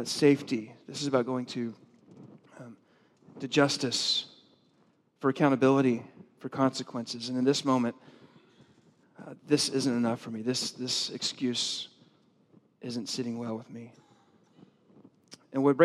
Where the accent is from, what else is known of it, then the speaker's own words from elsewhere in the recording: the South, United States; I grew up in the South